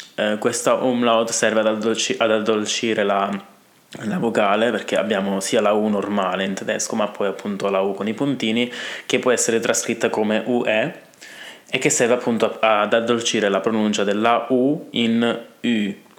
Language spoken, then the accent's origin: Italian; Italy